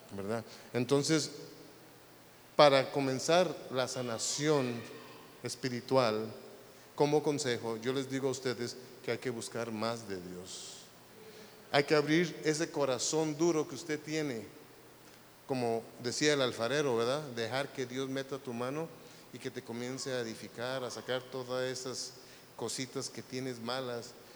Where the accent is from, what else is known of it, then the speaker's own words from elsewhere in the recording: Guatemala; now in United States; yo no soy de Noruega, yo soy de Guatemala